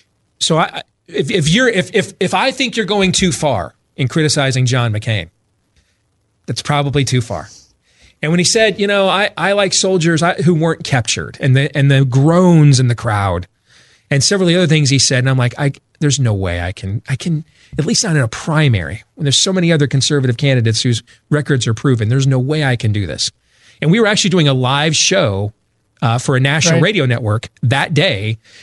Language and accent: English; Grand Rapids, Michigan, United States; now in Des Moines, United States; And we had just had an event here in Iowa. That's where I live. I grew up in Grand Rapids, Michigan, but I was born in here in Des Moines, Iowa, and that's where I raise my family now.